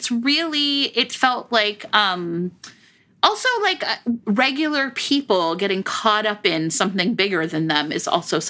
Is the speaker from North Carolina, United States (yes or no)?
no; Chicago, Illinois, United States; as a Chicagoan